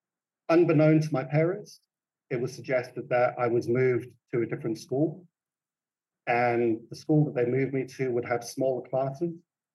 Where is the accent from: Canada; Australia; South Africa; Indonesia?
South Africa; also born or lived in Tanzania; I was born in Tanzania to British parents, and I grew up in South Africa.